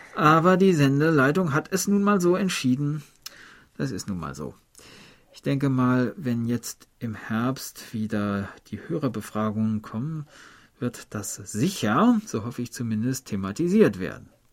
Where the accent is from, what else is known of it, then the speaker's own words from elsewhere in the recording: Germany; ich komme ja aus der Harzgegend